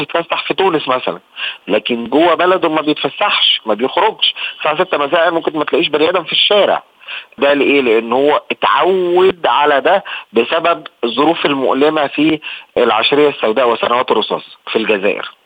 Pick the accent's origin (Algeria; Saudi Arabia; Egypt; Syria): Egypt; احنا كمصريين ده جزء من ثقافتنا